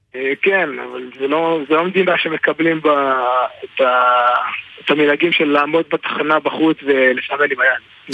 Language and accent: Hebrew; Israel; moved away as an adult; now in Boyarka, Ukraine; אני ישראלי